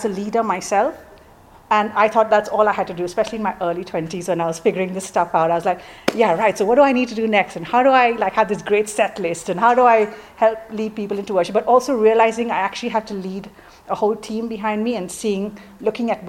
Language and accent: English; Mumbai, Maharashtra, India; moved away as an adult; now in England; I grew up in Mumbai, in India